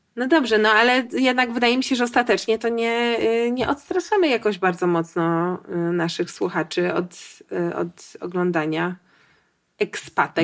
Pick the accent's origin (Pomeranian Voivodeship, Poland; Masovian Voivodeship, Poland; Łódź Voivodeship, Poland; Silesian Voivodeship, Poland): Masovian Voivodeship, Poland; Warsaw; ja jestem z Warszawy